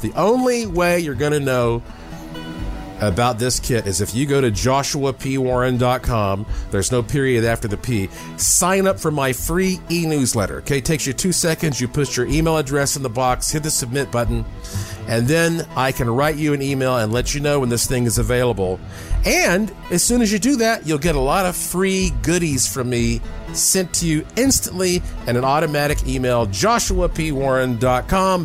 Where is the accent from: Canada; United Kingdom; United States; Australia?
United States; Asheville, North Carolina; born or raised there